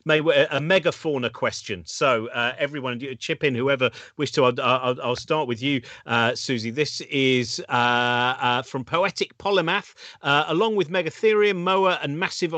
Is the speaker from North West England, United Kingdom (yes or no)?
no; Hertfordshire, East of England, United Kingdom; I was brought up in Hertfordshire